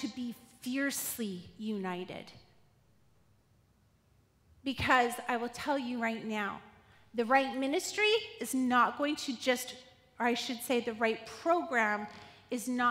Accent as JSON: {"language": "English", "town": "Quesnel", "region": "British Columbia", "country": "Canada", "tie": "born or raised there", "said": "Growing up in Quesnel"}